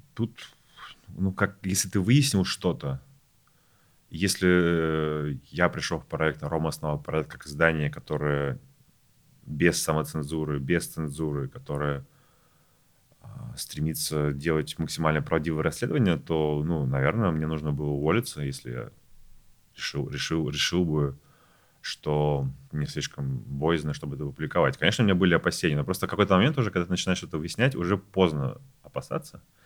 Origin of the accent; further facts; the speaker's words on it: Saint Petersburg, Russia; moved away as an adult; now in Moscow, Russia; я вообще из Петербурга, приехал в Москву 4 года назад работать